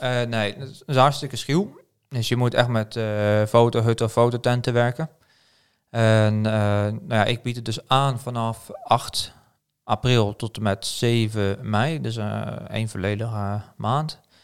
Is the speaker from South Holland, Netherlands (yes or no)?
yes; Pijnacker, South Holland, Netherlands; moved away as an adult; now in Norway; oorspronkelijk kom ik dus uit Nederland, geboren getogen in Pijnakken bij, bij Delft.